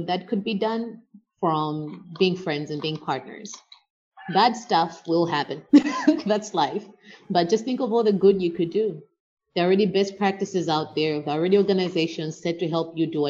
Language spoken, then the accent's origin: English; Malawi; as a Malawian